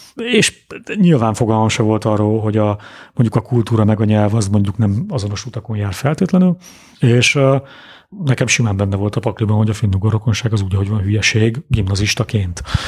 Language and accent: Hungarian; Budapest, Hungary; also born or lived in Dunakanyar; Budapesten születtem és nőttem föl